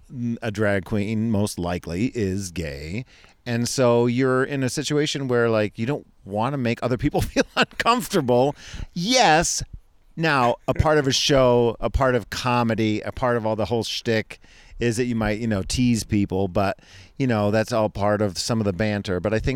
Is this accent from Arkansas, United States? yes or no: no; Scranton area, Pennsylvania, United States; moved away; also born or lived in Rochester, New York; I grew up in Scranton, Pennsylvania. I didn't grow up in Scranton. I say Scranton because of the office.